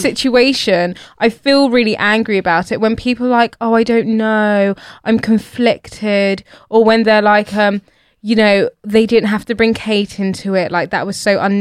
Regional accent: United Kingdom; born and bred here, have never seen myself as British

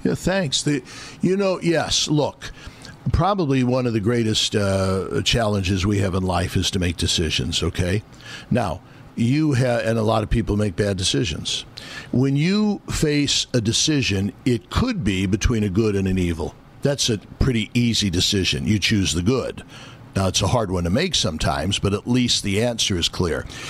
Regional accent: Midwest, United States; now in New York, United States; I'm from the Midwest.

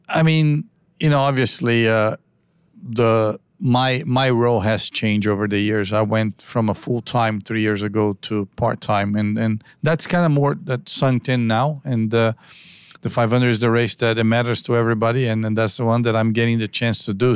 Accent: United States; I'm American myself

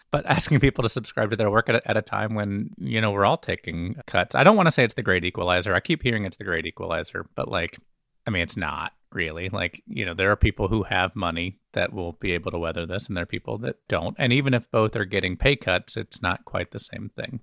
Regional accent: Birmingham, Alabama, United States; moved away as an adult; also born or lived in Memphis, Tennessee / Chicago / Washington, D.C. / San Francisco; I was born in Memphis, actually, and we moved to Birmingham when I was six. And so I've always claimed Alabama as my home

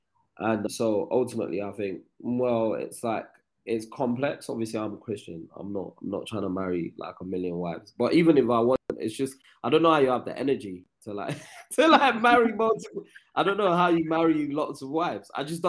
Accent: United Kingdom; the problem we have as Black British people, there's always a dance music movement

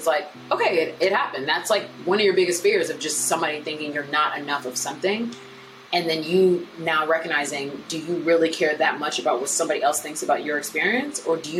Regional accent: United States; I am Nigerian American. I was raised in America, born in America, but raised by Nigerian parents. And I am Nigerian by blood, obviously, but also by culture.

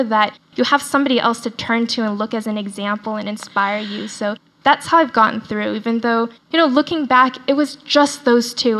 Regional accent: Dallas, Texas, United States; accent: Southern; first language Chinese; English is a second language; moved away; I grew up in Texas, I speak in quite a pronounced Southern accent because I went to high school in Dallas and I say y'all a lot

